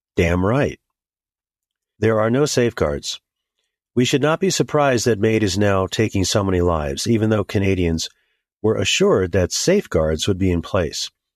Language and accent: English; United States; As an American Christian, I have a riot of concerns for my country.